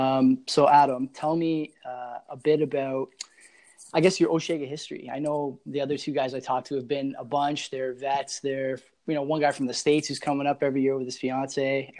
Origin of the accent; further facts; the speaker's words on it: Hamilton, Ontario, Canada; I'm from Hamilton.